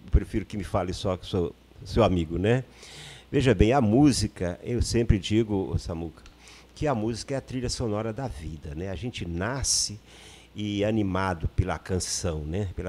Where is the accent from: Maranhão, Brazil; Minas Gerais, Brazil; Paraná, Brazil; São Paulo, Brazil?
Maranhão, Brazil; now in Rio de Janeiro, Brazil; vivi a minha vida quase toda no Rio de Janeiro, mas eu sou maranhense. E onde eu nasci, eu acho que o povoado onde eu nasci, é bom que a gente registre aqui, tinha 11 casas.